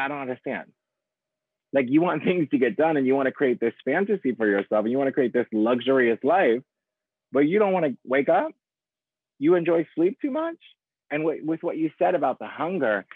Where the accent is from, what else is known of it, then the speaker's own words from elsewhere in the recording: Ohio, United States; moved away as an adult; also born or lived in New York; now in Los Angeles, United States; I'm originally from Ohio. And so in the Midwest